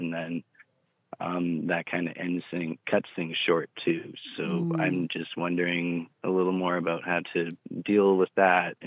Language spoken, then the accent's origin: English; Canada; I'm 26. I'm from Canada.